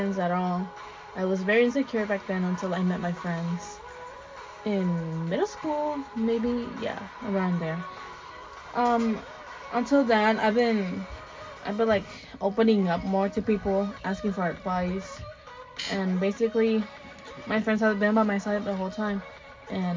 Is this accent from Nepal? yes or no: no; Sonora, Mexico; first language Spanish; English is a second language; moved away; I was born in Mexico, Sonora